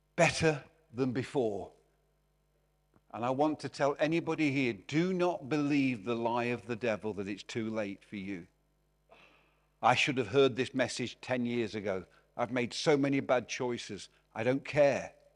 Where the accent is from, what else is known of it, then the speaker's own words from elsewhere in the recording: Derby, East Midlands, United Kingdom; moved away; also born or lived in Glasgow; I'm from Derby